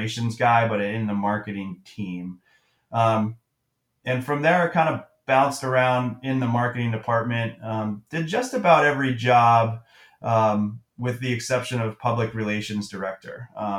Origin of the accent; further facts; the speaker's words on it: Carle Place, New York, United States; moved away as an adult; also born or lived in Massachusetts / Ohio; now in Wisconsin, United States; I grew up on Long Island, New York. Little tiny hamlet called Carl Place